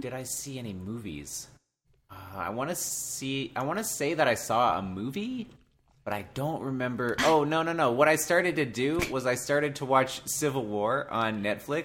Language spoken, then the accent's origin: English; Cleveland, Ohio, United States; I'm from the Cleveland area